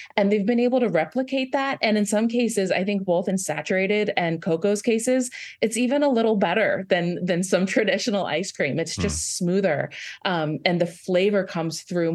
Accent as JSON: {"language": "English", "town": "Lake Stevens", "region": "Washington", "country": "United States", "tie": "born or raised there", "moved": "yes", "lives_now": "Nashville, United States", "said": "I grew up in Lake Stevens, Washington"}